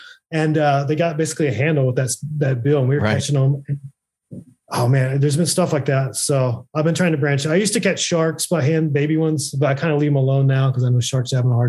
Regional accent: Oklahoma, United States; now in California, United States; I moved to California from Oklahoma

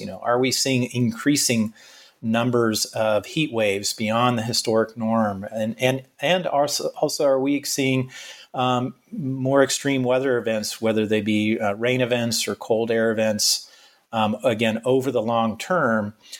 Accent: Florida, United States; Back in my home state of Florida, we're obviously concerned about hurricanes.

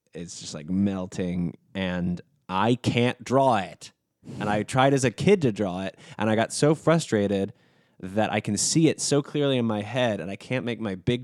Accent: New York City, New York, United States; I think being a New Yorker, I think being a non like financially gifted adult

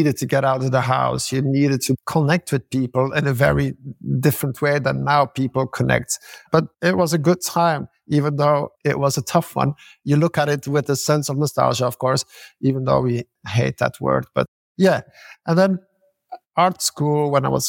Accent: Belgium; When I grew up in Belgium

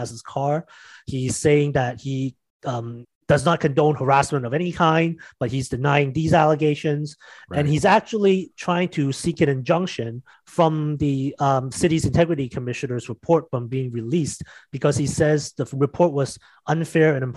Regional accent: Mississauga, Ontario, Canada; my hometown of Mississauga

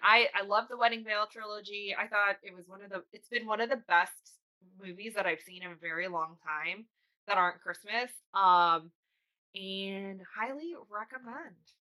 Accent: Connecticut, United States; I grew up in Connecticut, just an hour from the city

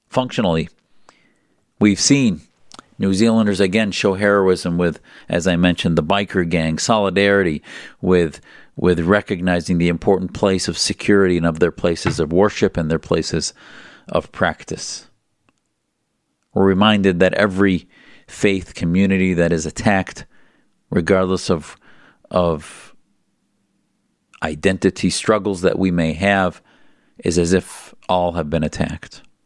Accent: United States; as an American Muslim

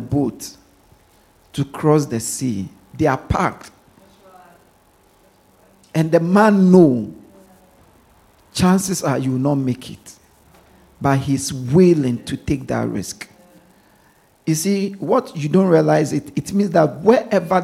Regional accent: Ghana; now in London, United Kingdom; I grew up in Ghana

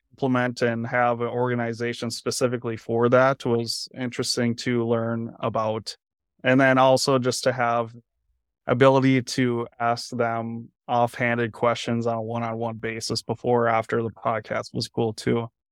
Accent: United States; moved away as an adult; now in Iowa City, United States; originally I'm from Minnesota, Wisconsin

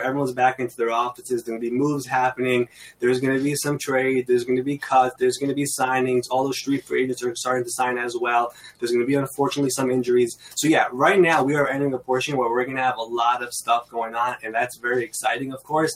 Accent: New York City, New York, United States; I'm from New York. I've been in Queens, New York, my entire life

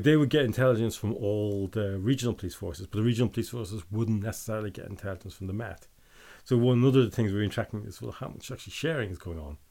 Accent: Northern Ireland, United Kingdom; I'm from Northern Ireland

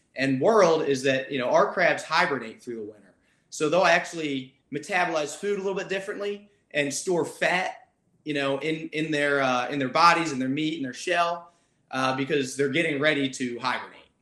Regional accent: Maryland, United States; I grew up in Maryland

